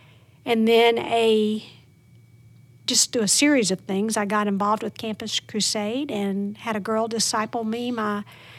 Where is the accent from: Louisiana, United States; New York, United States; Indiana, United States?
Louisiana, United States; Plain Dealing; Plain Dealing, Louisiana.